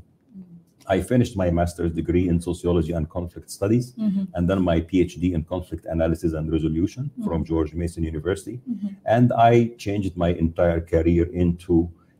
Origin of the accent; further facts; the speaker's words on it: Egypt; moved away as an adult; back from where I grew up in Egypt.